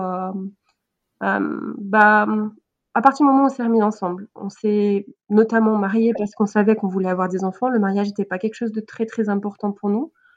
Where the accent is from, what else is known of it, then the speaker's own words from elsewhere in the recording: Switzerland; je suis suisse.